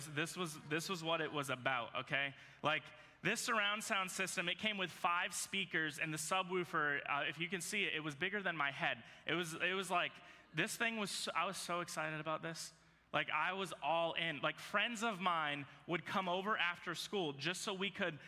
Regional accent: Virginia, United States; moved away; So I grew up in Virginia

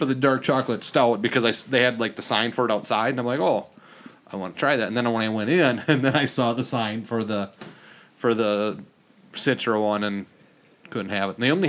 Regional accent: Springfield, Minnesota, United States; I'm like, a small town. I'm like, never. He's like, why don't you try me? I'm like, well, I'm from Springfield.

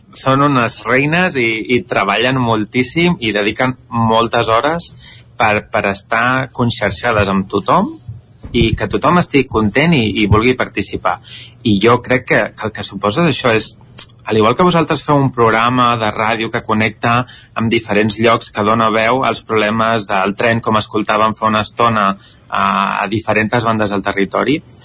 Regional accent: Barcelona, Catalonia, Spain; accent: city Catalan; Jo sóc de Barcelona

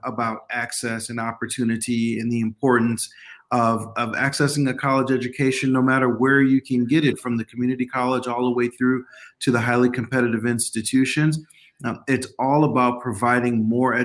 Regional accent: Oakland, California, United States; moved away as an adult; also born or lived in San Francisco, California; now in Iowa, United States; I was born in San Francisco, but grew up in Oakland, California

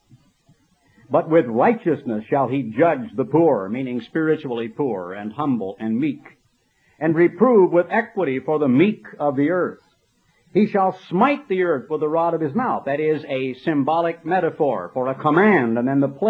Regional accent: United States; I'm an American, and I'm a fairly patriotic American

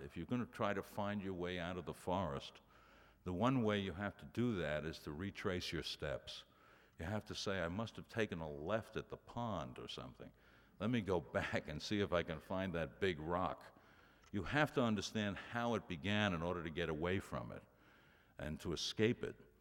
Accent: New York City, New York, United States; When I was growing up in Brooklyn, um, my entire neighborhood was dysfunctional

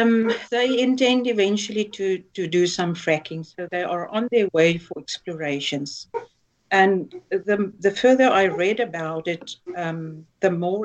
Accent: South Africa; first language Afrikaans; English is a second language; So I'm reading it in Afrikaans, which is my mother tongue.

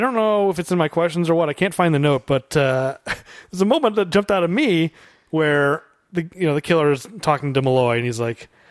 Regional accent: Chicago, Illinois, United States; We're from the Chicago area

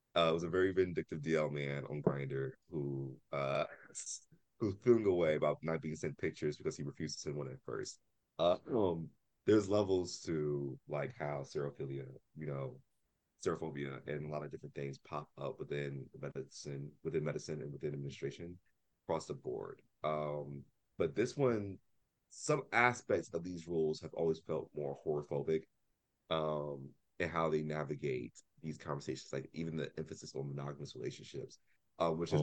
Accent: Columbus, Ohio, United States; moved away; also born or lived in Philadelphia, Pennsylvania; I grew up in Columbus, Ohio

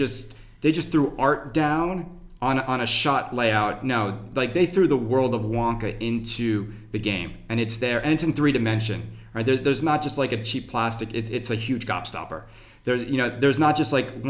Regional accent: Westchester County, New York, United States; I'm from Westchester County

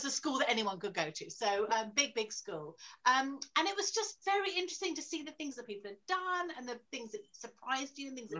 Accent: London, United Kingdom; born there; And also, I was born in London. I went to university in London. So I've always wanted to write about it, really.

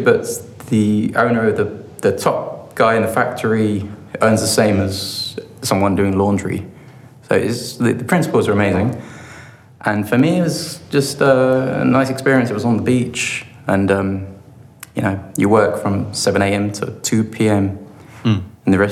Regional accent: London, United Kingdom; moved away as an adult; also born or lived in Bristol / Southampton; I come from London originally

